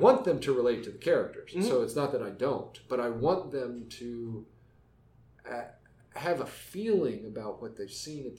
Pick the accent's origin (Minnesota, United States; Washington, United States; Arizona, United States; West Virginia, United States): West Virginia, United States; moved away as an adult; growing up in West Virginia